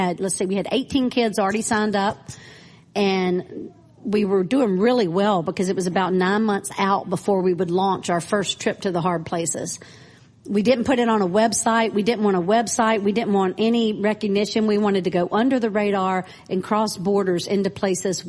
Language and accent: English; Clinton, Mississippi, United States; moved away as an adult; also born or lived in Nashville, Tennessee; now in Cambodia; I am from Clinton, Mississippi, born and raised, but came to, as soon as I graduated college, came to Nashville. And so Nashville was home for 20 years before I went to Cambodia